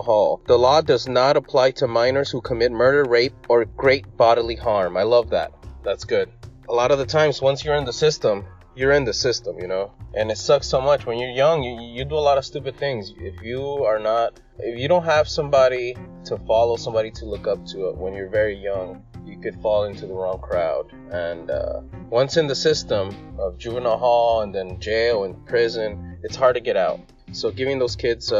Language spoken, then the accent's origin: English; California, United States; I'm from California